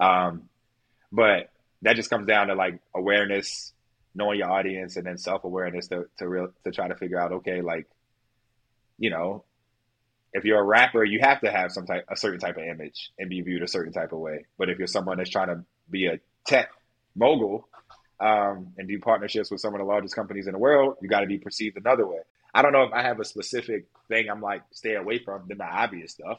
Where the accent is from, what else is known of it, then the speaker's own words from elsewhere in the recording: Baltimore, Maryland, United States; I was from Baltimore. Like, I grew up with teenage parents